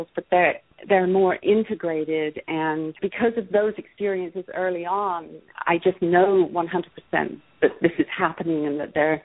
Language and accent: English; Ireland; also born or lived in London; now in Los Angeles, United States; I grew up in Ireland, moved to London, then I moved to LA.